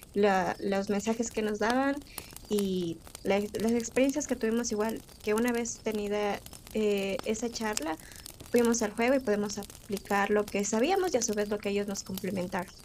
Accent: Quito, Pichincha, Ecuador; Soy de Ecuador, eh, de Quito

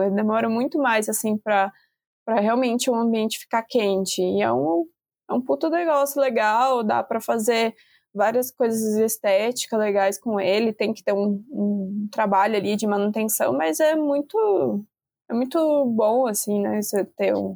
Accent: Brazil; a gente, como brasileiro

